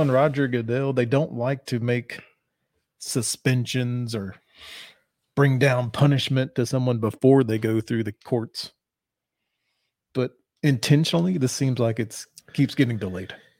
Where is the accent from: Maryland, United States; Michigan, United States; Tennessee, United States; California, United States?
Tennessee, United States; Middle; We are from Middle Tennessee